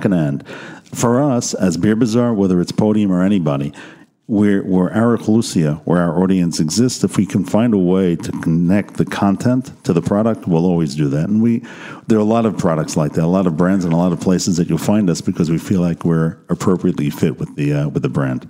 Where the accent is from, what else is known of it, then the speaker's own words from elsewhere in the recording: United States; now in Israel; as an American coming into this country